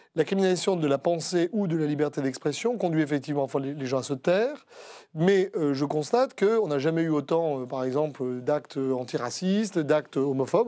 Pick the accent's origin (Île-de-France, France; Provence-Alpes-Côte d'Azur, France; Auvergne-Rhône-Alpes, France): Provence-Alpes-Côte d'Azur, France; Marseille; je suis né à Marseille